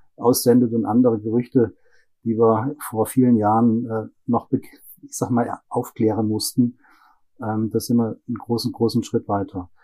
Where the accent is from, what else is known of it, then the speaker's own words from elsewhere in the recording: Germany; moved away as an adult; now in Breiteneich, Austria; Aber gebürtig bin ich aus Deutschland